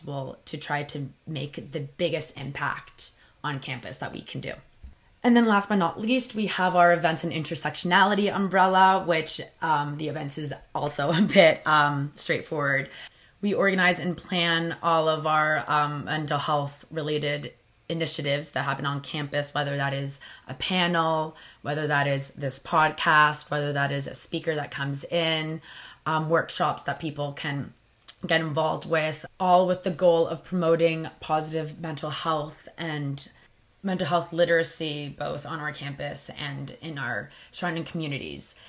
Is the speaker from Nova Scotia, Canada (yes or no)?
no; Toronto, Ontario, Canada; I'm born and raised in Toronto, but I'm first-generation Canadian, so my mom is from Spain and my dad's from Ireland